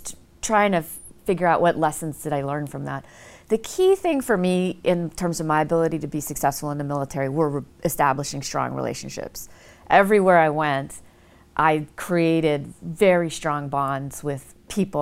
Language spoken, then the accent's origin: English; Pearl City, Hawaii, United States; moved away as an adult; also born or lived in New York / Houston; I lived in Hawaii, I'm born and raised in Pearl City, Hawaii.